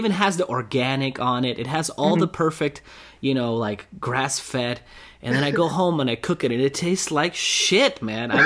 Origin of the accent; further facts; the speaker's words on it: Russia; now in United States; I'm from Russia originally. So when I moved to US